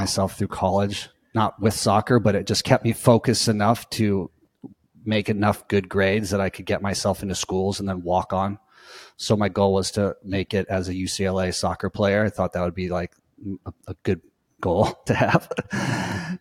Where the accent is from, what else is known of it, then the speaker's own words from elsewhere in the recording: Costa Mesa, California, United States; I'm from Orange County, Costa Mesa, which is basically Newport Beach area, and grew up in the waves